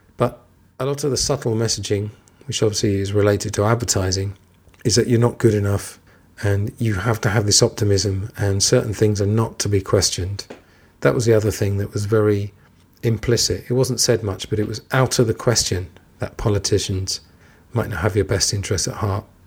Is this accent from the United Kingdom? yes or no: yes; England, United Kingdom; I'm English